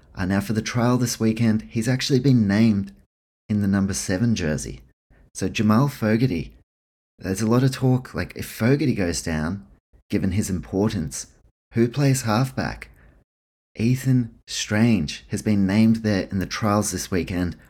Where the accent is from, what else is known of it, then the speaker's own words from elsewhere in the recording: New Zealand; also born or lived in Queensland, Australia; now in Melbourne, Australia; I grew up in New Zealand, I played rugby league there